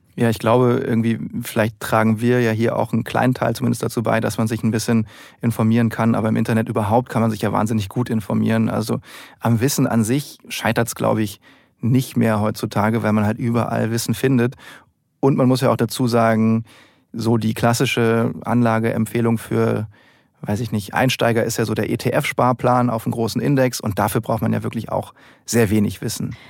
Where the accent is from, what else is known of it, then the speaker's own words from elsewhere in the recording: Germany; dass wir Deutschen an sich sehr risikoscheu sind